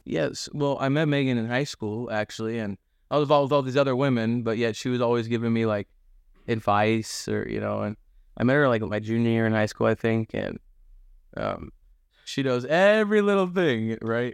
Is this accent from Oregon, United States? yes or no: yes; Monmouth, Oregon, United States; also born or lived in Dallas, Oregon / Gresham, Oregon; we grew up in Dallas, or Dallas for a bit, and then Gresham, then we moved back to Monmouth. You know, it's kinda where I grew up